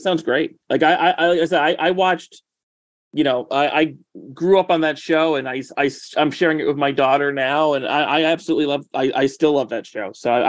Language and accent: English; Hudson Valley, upstate New York, United States; Yeah, I'm in the Hudson Valley area. Yeah. Yeah, that's where that's where I'm from.